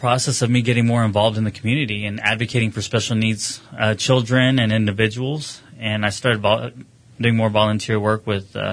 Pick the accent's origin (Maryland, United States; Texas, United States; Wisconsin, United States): Texas, United States; Midland; also born or lived in Houston; I was born and raised in Midland in 1981. I was born at Midland Memorial Hospital.